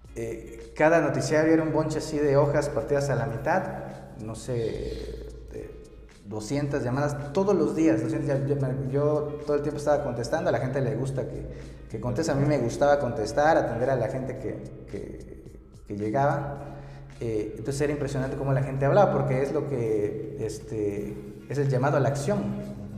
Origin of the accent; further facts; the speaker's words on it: Oaxaca, Mexico; soy de aquí de Oaxaca, de aquí de la, capital oaxaqueña, estudié ciencias